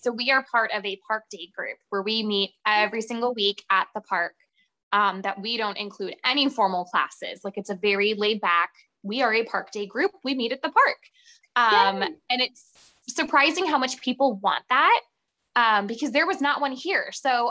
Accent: Ohio, United States; And so I'm from Ohio and I've never been to the Cincinnati Zoo.

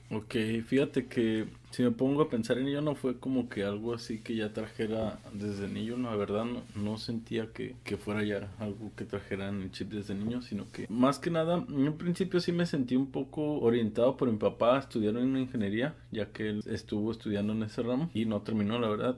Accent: Guadalajara, Jalisco, Mexico; yo soy de Guadalajara.

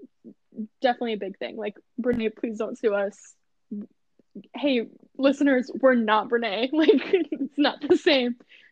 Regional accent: Midwest, United States; Midwest. Like, we're not even from Texas, guys.

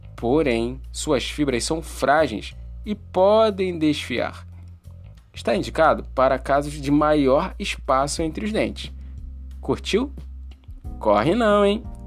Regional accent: Rio de Janeiro, Brazil; Eu sou nascido e criado aqui, no Morro do Salgueiro

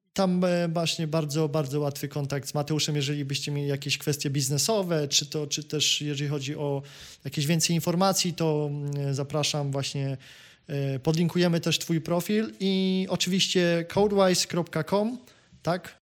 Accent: Kraków, Lesser Poland, Poland; ja jestem Krakusem z Krakowa

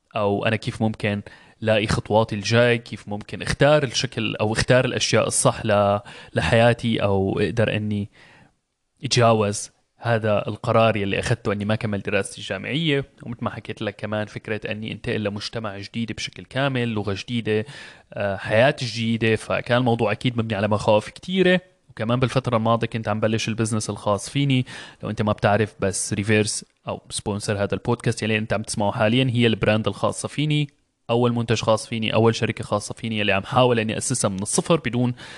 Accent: Syria; moved away as an adult; now in Germany; انتقلت من بلدي سوريا بسبب ظروف الحرب الموجودة هنيك

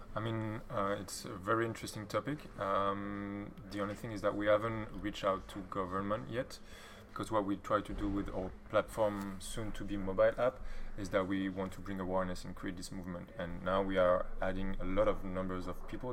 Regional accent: Belgium; now in Berlin, Germany; I'm from Belgium

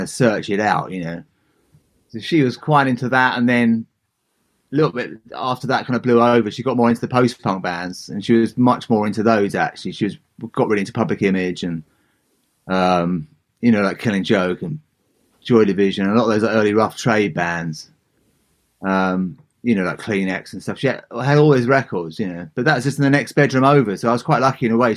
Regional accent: Southend-on-Sea, East of England, United Kingdom; also born or lived in San Francisco; now in Leigh-on-Sea, United Kingdom; I grew up in a town called Southend, just about 30 miles east of London in Essex on the Thames estuary

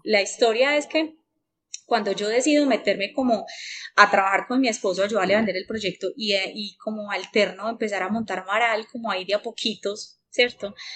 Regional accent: Paisa, Antioquia, Colombia; Como buena paisa

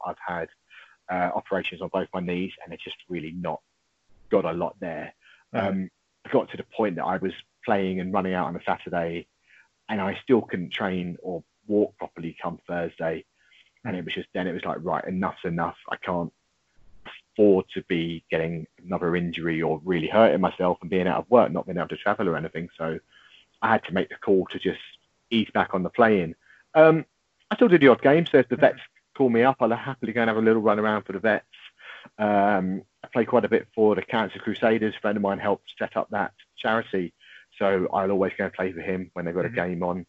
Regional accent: Harlow, East of England, United Kingdom; also born or lived in London; I was born and bred in Harlow

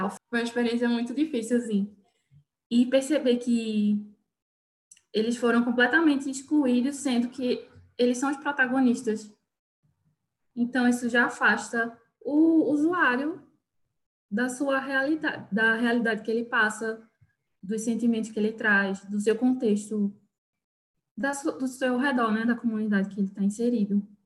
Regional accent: Recife, Pernambuco, Brazil; now in Garanhuns, Brazil; a situação aqui é bem diferente da de Recife que é de onde eu vim, onde a população, situação de rua já é bem alta.

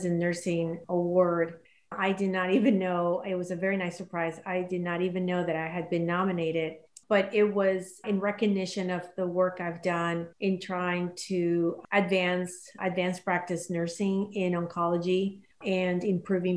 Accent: Panama; moved away; I'm originally from Panama, and I still have family there.

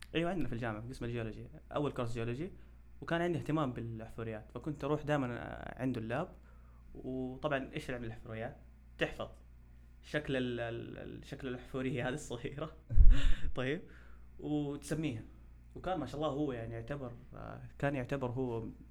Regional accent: Saudi Arabia; عندنا في السعوديه

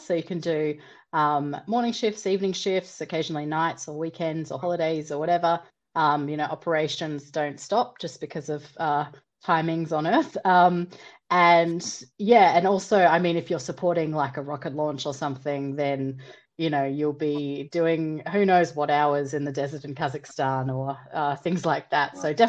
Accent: Australia; born or raised there; moved away as an adult; now in Cologne, Germany

